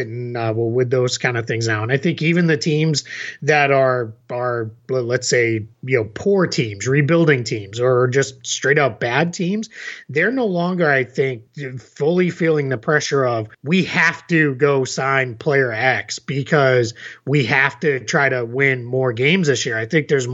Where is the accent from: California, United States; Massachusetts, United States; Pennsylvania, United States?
Massachusetts, United States; now in Orlando, United States; I grew up in Massachusetts and moved here